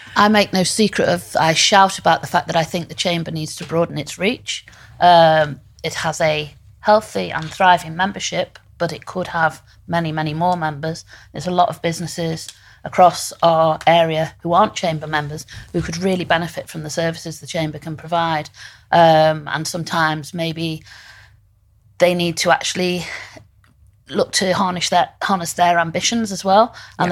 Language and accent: English; Liverpool, North West England, United Kingdom; I, I'm from Liverpool. I went to Waite University and Law College and I came back